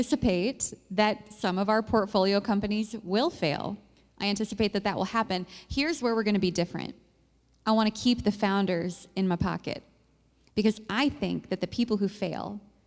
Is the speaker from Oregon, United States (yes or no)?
no; Cedar Falls, Iowa, United States; now in Des Moines, United States; I grew up in Cedar Falls